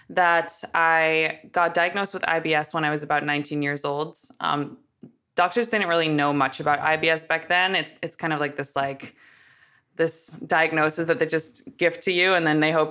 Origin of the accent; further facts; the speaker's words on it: Amsterdam, North Holland, Netherlands; Yeah, so I'm originally from from Amsterdam, so I get a lot of the oh you don't have an accent, but I like to kind of go with it at first because now you'll pick up on it.